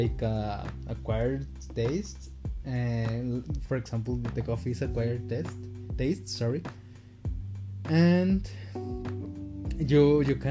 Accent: Aguascalientes, Mexico; I am from Mexico. Specifically Aguascalientes

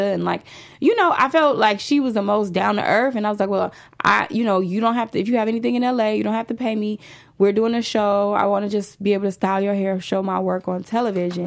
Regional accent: Chicago, Illinois, United States; moved away as an adult; now in Los Angeles, United States; I'm a girl from the south side of Chicago

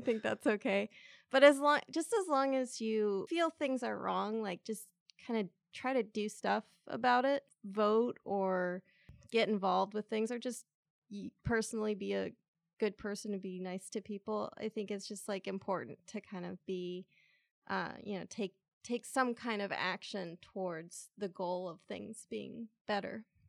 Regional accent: San Diego, California, United States; I grew up in San Diego

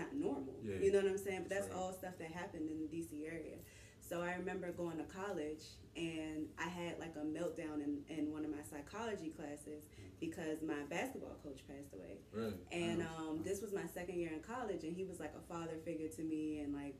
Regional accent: Washington, District of Columbia, United States; also born or lived in Miami; I grew up in Southeast D.C.

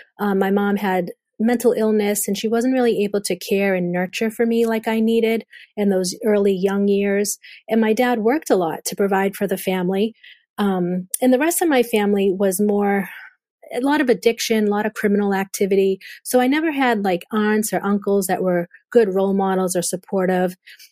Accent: Boston, Massachusetts, United States; accent: Boston; We grew up in the North Shore area of Boston.

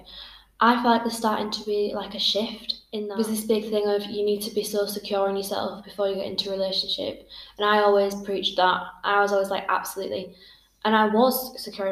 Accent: Bradford, Yorkshire and the Humber, United Kingdom; now in Belfast, United Kingdom; I am from England. Bradford, to be specific.

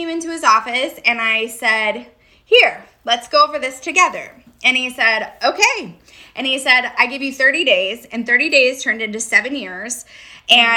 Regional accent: Redding, California, United States; moved away as an adult; also born or lived in San Diego, California; now in Redondo Beach, United States; I grew up in Redding

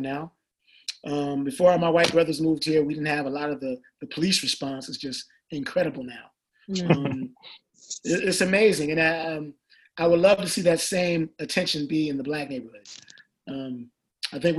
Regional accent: Michigan, United States; now in Atlanta, United States; growing up in Michigan

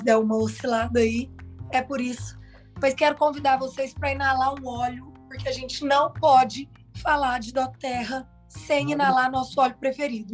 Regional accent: Uberlândia, Minas Gerais, Brazil; eu sou de Uberlândia, meus pais são de Uberlândia

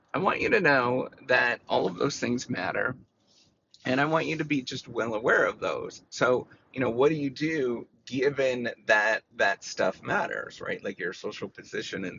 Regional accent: Canada; Canada, my home country

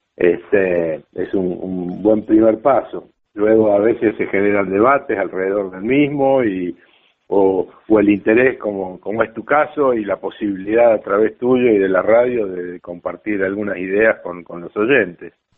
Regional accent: La Plata, Buenos Aires Province, Argentina; Yo nací en Capital, pero por suerte cuando era un niño, tenía dos años, tres años, nos fuimos a La Plata, estuve unos cinco o seis años viviendo en La Plata

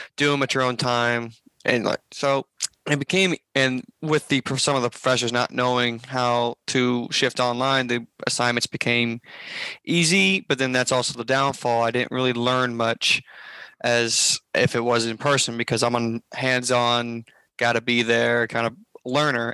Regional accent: Memphis, Tennessee, United States; now in Jonesboro, United States; I was born and raised in Memphis, Tennessee

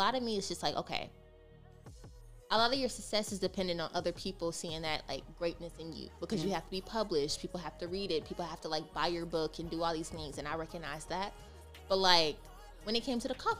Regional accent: Mississippi, United States; moved away as an adult; now in East Coast, United States; because of my accent, mm-hmm. they'll have like that little shock factor because I'm from Mississippi

